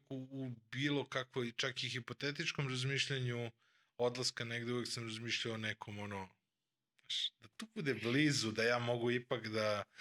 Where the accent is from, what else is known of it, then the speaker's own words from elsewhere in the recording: Vršac, Vojvodina, Serbia; moved away; ja sam u stvari, uh, ja sam emigrirao iz Vršca praktično pre više od 20 godina sad.